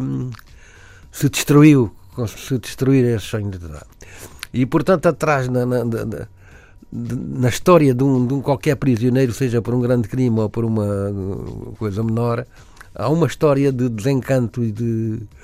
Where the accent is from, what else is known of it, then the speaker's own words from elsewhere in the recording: Algarve, Portugal; moved away as an adult; also born or lived in Alentejo; now in Lisbon, Portugal; eu vivia no Algarve